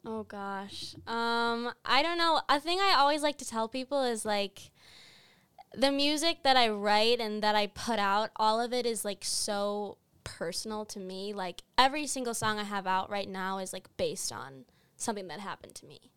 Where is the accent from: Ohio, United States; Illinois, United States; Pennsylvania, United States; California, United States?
Illinois, United States; Geneva; born or raised there; moved away as an adult; now in Boston, United States